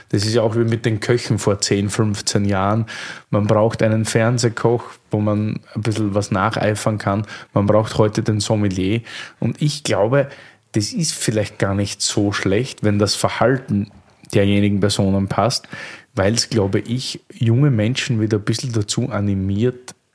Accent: Austria; bei uns in Österreich ist es ja das Wirtshaus, nicht das Gasthaus, weil der Wirt sagt, wo es lang geht, nicht?

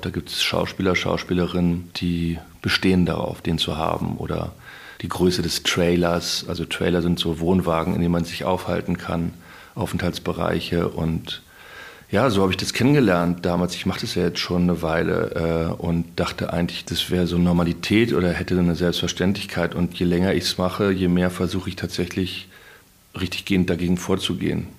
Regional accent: Berlin, Germany; ich komme ja aus Berlin und ich komme ja aus der Gegend

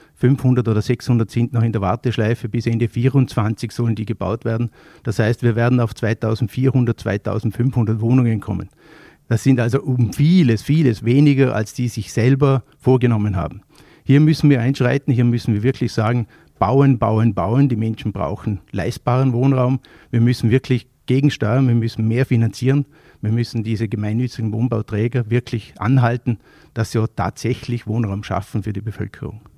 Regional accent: Vorarlberg, Austria; als Vorarlberger

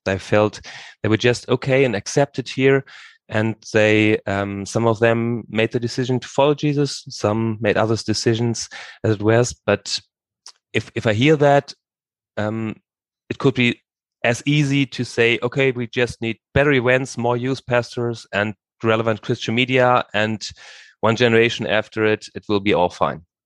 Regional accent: Hamburg, Germany; now in Bad Blankenburg, Germany; I grew up in Hamburg

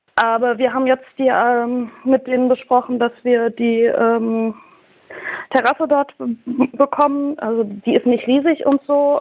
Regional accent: Thuringia, Germany; ich komme halt aus Thüringen

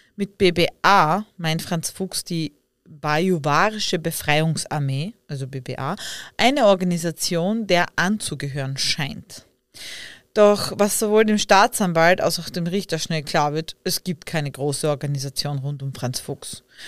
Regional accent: Leibnitz, Styria, Austria; Ich bin ja auch aus Leibniz und man sagt ja oft, äh, dass wir einen argen Dialekt

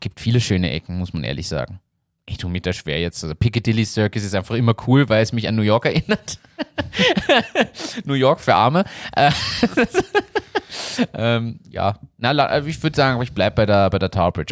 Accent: Germany; now in Austria; ich bin ja Deutscher

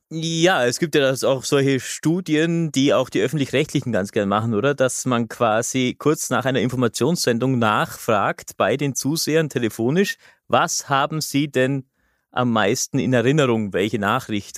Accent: Austria; bei uns in Österreich

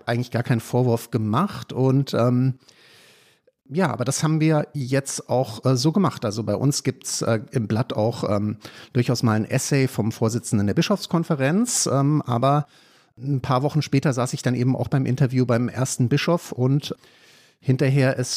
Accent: Freiburg im Breisgau, Baden-Württemberg, Germany; Also ich bin zwar evangelisch, aber ich komme aus Freiburg im Breisgau.

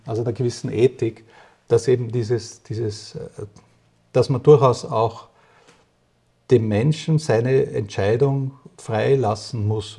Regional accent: Vienna, Austria; now in Switzerland; 1961 in Österreich, in Wien geboren

